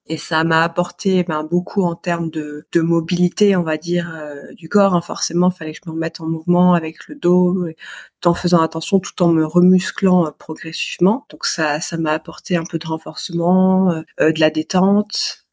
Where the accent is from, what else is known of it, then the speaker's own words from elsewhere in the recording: Grenoble, Auvergne-Rhône-Alpes, France; now in Paris region, France; je suis originaire de Grenoble.